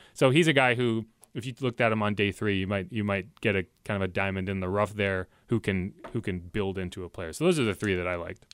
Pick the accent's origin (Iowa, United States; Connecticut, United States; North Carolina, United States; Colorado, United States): Connecticut, United States; moved away; I was growing up in Connecticut